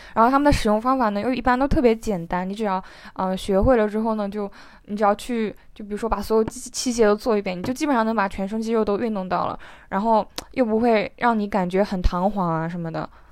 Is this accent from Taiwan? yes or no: no; Zhejiang, China; 像我们浙江这里的